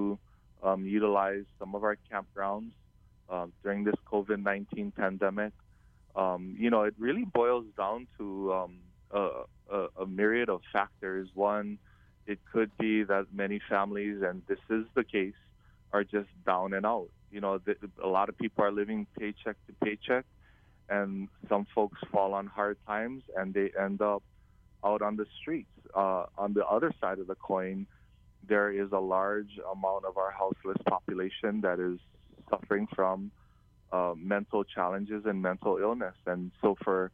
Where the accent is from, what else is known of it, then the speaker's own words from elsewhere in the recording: Kauai, Hawaii, United States; growing up on Kauai in an island like Kauai